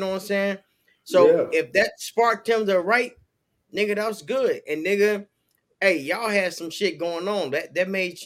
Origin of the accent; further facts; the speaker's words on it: Chicago, Illinois, United States; I'm from Chicago